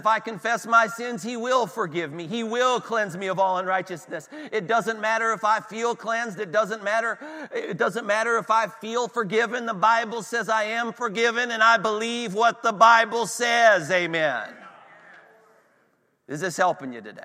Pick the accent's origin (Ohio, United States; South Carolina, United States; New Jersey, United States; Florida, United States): Ohio, United States; Northeast; We're in, you know, Northwest Pennsylvania. I'm from Northeast Ohio